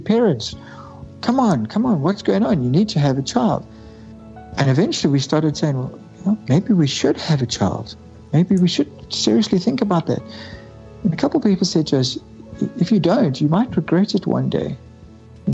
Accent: South Africa; we are from South Africa, not from England.

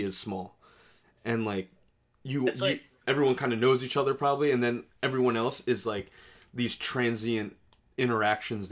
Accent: New York, United States; yeah, how'd you know

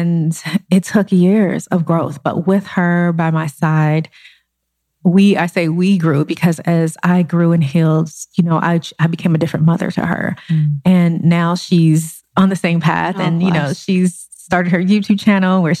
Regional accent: Los Angeles, California, United States; I grew up in South Central Los Angeles

